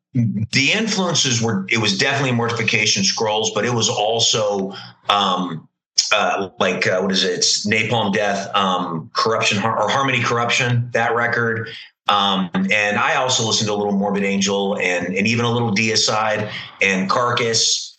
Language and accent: English; California, United States; So growing up in California, you know, you had a huge Christian metal scene there.